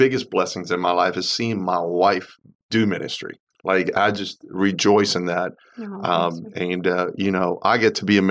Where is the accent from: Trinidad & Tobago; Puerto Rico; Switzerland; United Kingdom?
Puerto Rico; now in United States; We grew up in Puerto Rico